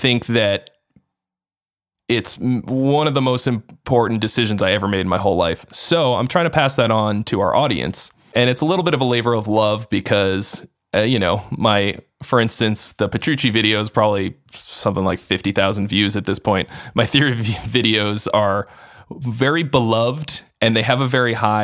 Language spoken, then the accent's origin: English; Arlington, Massachusetts, United States; moved away as an adult; also born or lived in California; I'm from the Boston area originally. And so it was you know, I lived at home and I commuted in, I'm from Arlington, which is like a suburb.